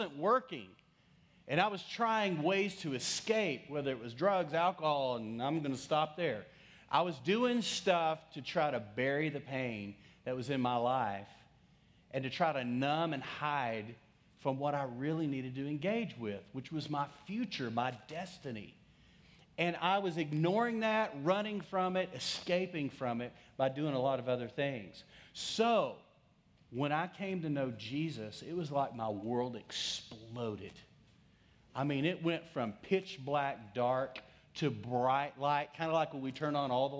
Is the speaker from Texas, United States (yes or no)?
yes; Texas, United States; accent: Texas; my Texas accent